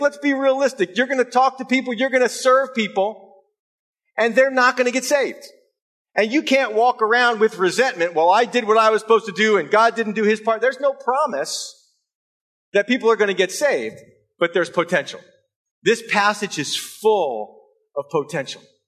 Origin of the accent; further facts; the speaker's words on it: United States; moved away; we were uh, from the states on vacation